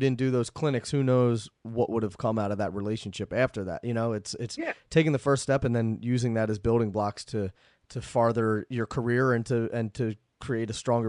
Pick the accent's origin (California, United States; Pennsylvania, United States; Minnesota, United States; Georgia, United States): Pennsylvania, United States; I'm from Pennsylvania, so Pennsylvania is basically the same thing as Ohio.